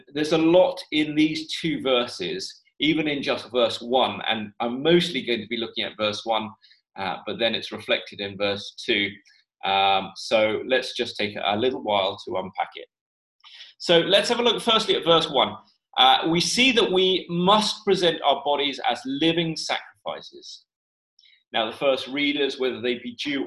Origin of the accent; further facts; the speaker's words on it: London, United Kingdom; when I was a teenager growing up in the Chinese church in London